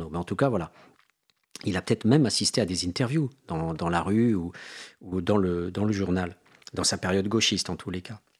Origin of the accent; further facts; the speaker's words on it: Mende, Occitania, France; born there; Il voit que je suis né à Mende.